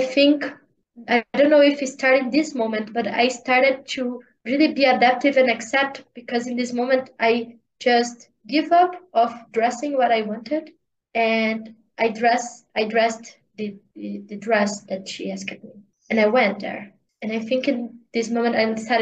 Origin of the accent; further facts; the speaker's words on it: Brazil; English is a second language; to leave of my parents' house and to live in a different state, in a different country, not country, in a different part of the Brazil